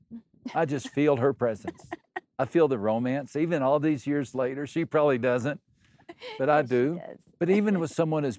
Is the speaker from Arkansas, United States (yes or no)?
no; West Texas, United States; moved away as an adult; also born or lived in Brazil; I grew up in West Texas